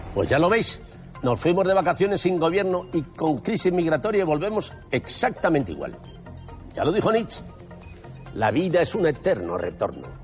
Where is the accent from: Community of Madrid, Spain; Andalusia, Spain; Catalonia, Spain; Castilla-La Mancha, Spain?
Community of Madrid, Spain; Madrid; Como madrileño que soy